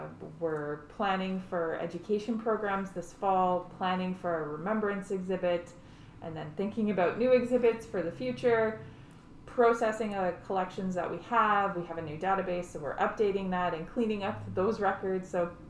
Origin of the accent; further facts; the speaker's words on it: Saskatchewan, Canada; moved away; I grew up in Saskatchewan